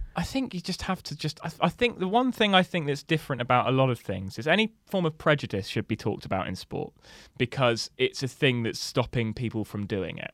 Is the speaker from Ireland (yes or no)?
no; Somerset, South West England, United Kingdom; I'm from Somerset, so we, we have, like, four schools